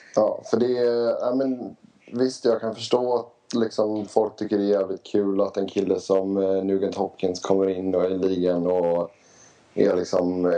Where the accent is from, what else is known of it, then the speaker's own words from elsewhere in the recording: Sweden; now in Phoenix, United States; hemma i Sverige